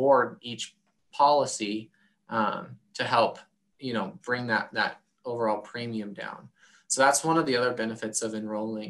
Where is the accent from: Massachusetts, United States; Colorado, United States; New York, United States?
Colorado, United States; Coal Creek Canyon; moved away as an adult; now in Montana, United States; I grew up in Colorado, west of the foothills in Golden, or west of Golden in the foothills, a little town called Coal Creek Canyon